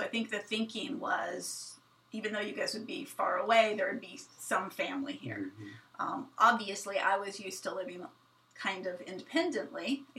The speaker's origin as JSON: {"language": "English", "country": "Kenya", "tie": "born or raised there", "said": "I think a lot of my favorite things about growing up at RVA, but also just growing up in Kenya, was the freedom I had."}